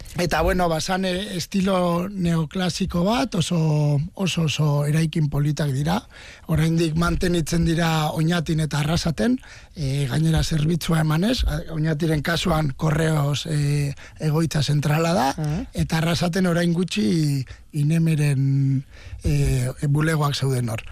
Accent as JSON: {"language": "Basque", "town": "Oñati", "region": "Basque Country", "country": "Spain", "tie": "born or raised there"}